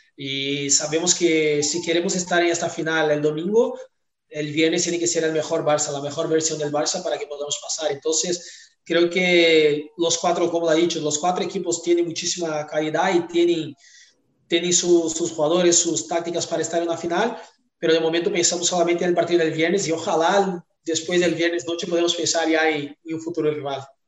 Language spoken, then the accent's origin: Spanish; Brazil; Spanish is a second language; moved away as an adult; also born or lived in Tyumen, Russia; Yo salí de Brasil muy joven, con 19 años